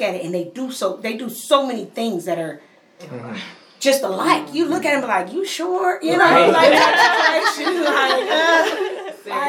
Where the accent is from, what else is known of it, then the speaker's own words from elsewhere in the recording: Pennsylvania, United States; moved away; I'm from Pennsylvania